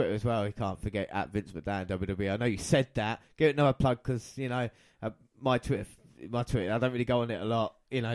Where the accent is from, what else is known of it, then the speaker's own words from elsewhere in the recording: England, United Kingdom; us being English